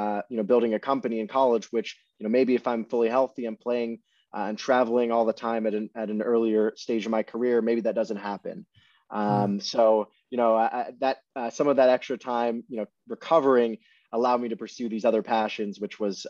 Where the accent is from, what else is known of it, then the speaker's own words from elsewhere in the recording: Los Angeles, California, United States; also born or lived in London, United Kingdom; I was born in London, but I moved to Los Angeles when I was 6 years old. So I grew up